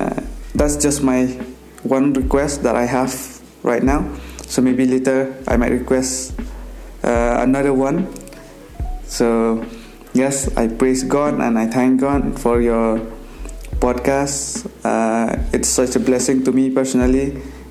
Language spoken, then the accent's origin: English; India; I'm from India